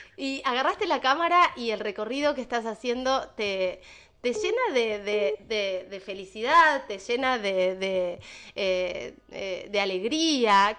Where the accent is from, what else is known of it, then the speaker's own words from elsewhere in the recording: Argentina; como, argentinos